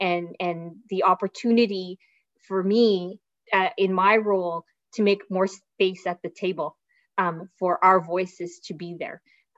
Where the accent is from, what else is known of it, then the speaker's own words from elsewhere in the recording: Philippines; We are, as a Filipino community, so good and so organized with singing competitions and ballroom dancing competitions and basketball competitions.